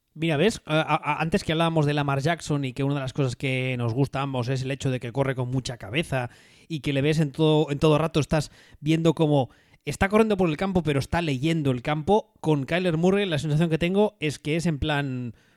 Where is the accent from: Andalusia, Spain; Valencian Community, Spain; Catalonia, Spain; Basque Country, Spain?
Catalonia, Spain; como catalán